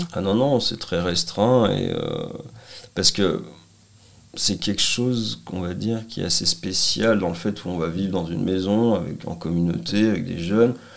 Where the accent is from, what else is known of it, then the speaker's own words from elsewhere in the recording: Annecy, Auvergne-Rhône-Alpes, France; also born or lived in Lyon; je suis revenu euh, bah, dans ma terre natale, on va dire, Annecy